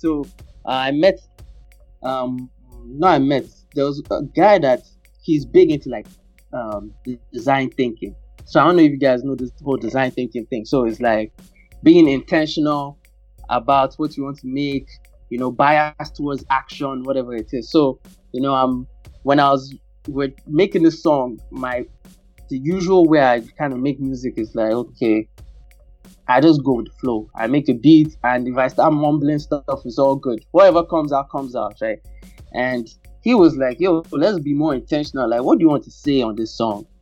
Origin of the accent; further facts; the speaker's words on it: Nigeria; growing up in Nigeria